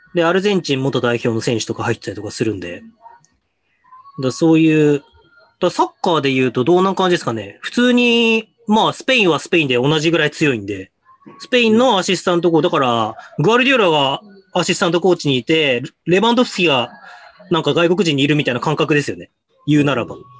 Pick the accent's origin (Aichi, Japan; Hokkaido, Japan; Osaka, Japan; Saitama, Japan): Hokkaido, Japan; もともとどさんこ